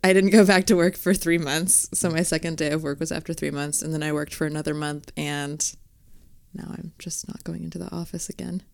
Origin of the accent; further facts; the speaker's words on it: Fresno, California, United States; moved away as an adult; also born or lived in New York; I'm actually from Fresno, California